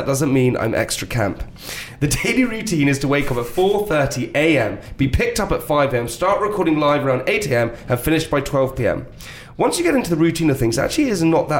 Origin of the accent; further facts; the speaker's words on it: United Kingdom; I'm British